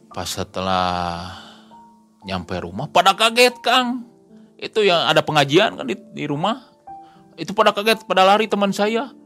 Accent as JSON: {"language": "Indonesian", "town": "Bandung", "region": "West Java", "country": "Indonesia", "said": "kamu dari mana saya dari Bandung"}